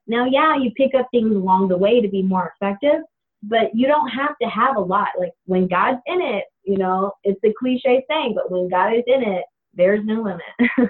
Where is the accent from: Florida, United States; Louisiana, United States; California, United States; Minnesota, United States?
Florida, United States; Tallahassee; moved away as an adult; now in Terre Haute, United States; I'm a Tallahassee lassie.